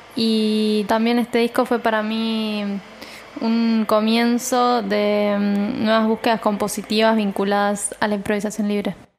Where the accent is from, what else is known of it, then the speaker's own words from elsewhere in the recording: San Nicolás de los Arroyos, Buenos Aires Province, Argentina; moved away as an adult; now in Buenos Aires, Argentina; yo soy del interior, de San Nicolás, y me vine a los 18 a ir acá